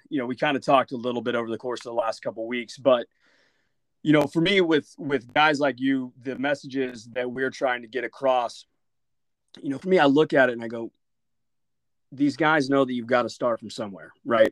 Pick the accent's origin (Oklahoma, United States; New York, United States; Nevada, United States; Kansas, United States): Oklahoma, United States; I came from a much smaller family out in Oklahoma